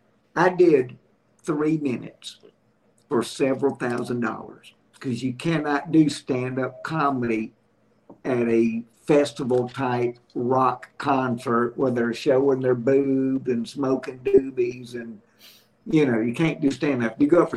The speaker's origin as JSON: {"language": "English", "region": "Alabama", "country": "United States", "tie": "born or raised there", "said": "starting September 1, it goes into the ABC stores in my home state here in Alabama."}